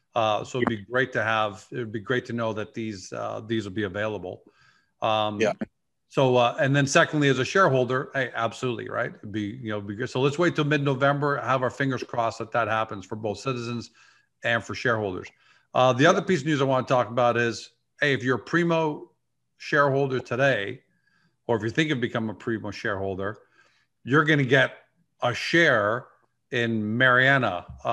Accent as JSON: {"language": "English", "country": "Canada", "said": "as a Canadian"}